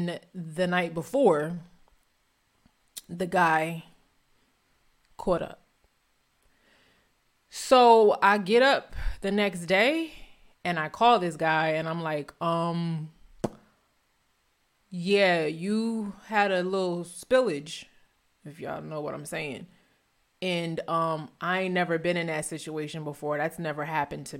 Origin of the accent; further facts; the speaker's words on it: New Jersey, United States; also born or lived in Philadelphia; I'm from North Jersey